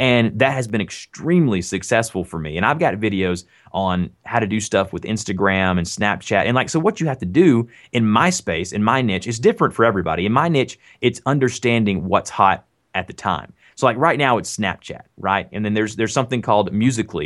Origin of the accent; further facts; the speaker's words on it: the South, United States; accent: Southern; I'm from the South, so I do have a Southern accent.